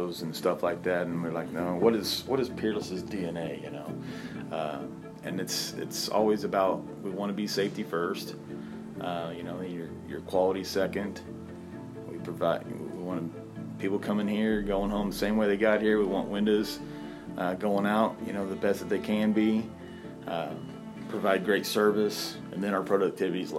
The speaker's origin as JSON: {"language": "English", "town": "Moran", "region": "Kansas", "country": "United States", "tie": "born or raised there", "also_born_or_lived": "Elsmore", "said": "I grew up in Moran. That's where we went to school. Our home was in Ellsmore"}